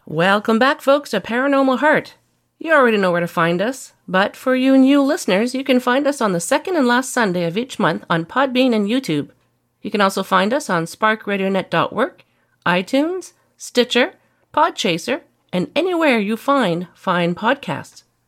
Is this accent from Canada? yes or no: yes; Canada; my home country, Canada